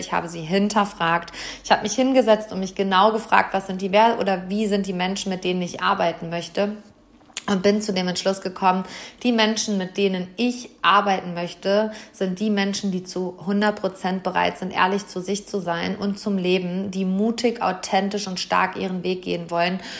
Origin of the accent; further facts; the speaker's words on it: Hamm, North Rhine-Westphalia, Germany; Hier in meiner Heimatstadt, im Maxi-Park, im Seminarraum des Glaselefanten, in unserem Wahrzeichen